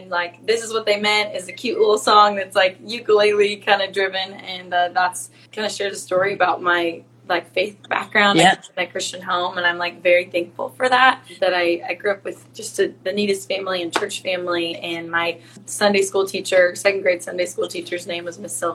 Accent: the Northwest, Pacific Northwest, United States; I'm from the Northwest, a little tiny little farm town

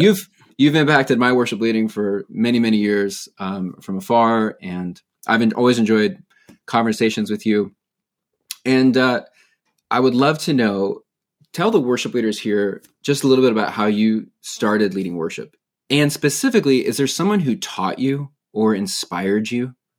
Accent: San Diego, California, United States; I grew up in San Diego as a vineyard pastor's kid

